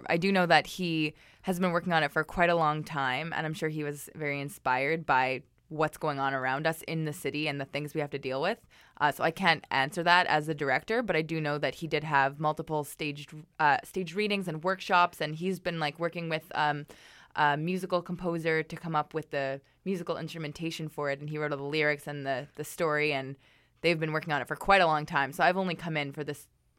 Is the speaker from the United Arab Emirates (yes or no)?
no; Canada; let's make our porno like really Canadian because people love Canadians and we're Canadian.